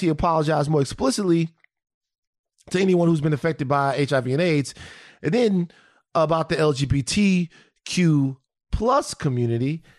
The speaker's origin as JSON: {"language": "English", "town": "Baton Rouge", "region": "Louisiana", "country": "United States", "said": "I come from South Baton Rouge, right? I come from a specific place, a particular place, with a particular group of people"}